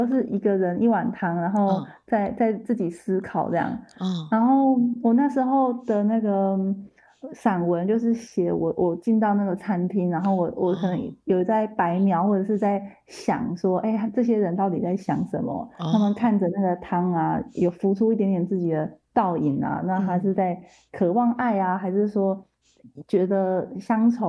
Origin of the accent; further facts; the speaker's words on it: Yuanlin, Changhua County, Taiwan; 因为就是一开始有提到我算是彰化人，从小在那个员林长大，